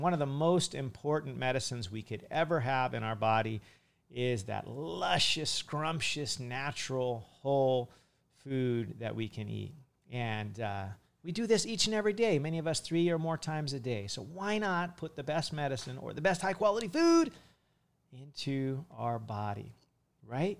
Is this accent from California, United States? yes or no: yes; California, United States; now in Hawaii, United States; in California, as a kid, I used to go to some of the Asian markets